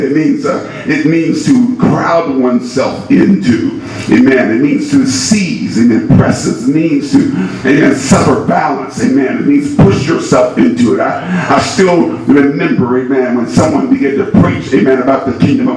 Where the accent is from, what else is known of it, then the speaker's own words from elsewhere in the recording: Indiana, United States; I'm from Indiana